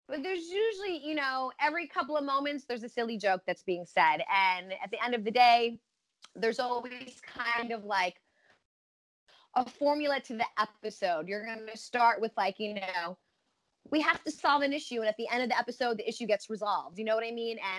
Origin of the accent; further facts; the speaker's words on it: New York City, New York, United States; now in Los Angeles, United States; I grew up in New York going to the old professional performing arts school